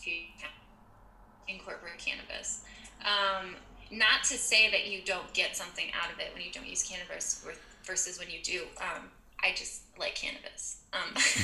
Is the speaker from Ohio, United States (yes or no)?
no; Michigan, United States; also born or lived in Manhattan, New York; now in Detroit, United States; I am from Michigan. I'm in the Midwest of the United States. I grew up in a really small and conservative town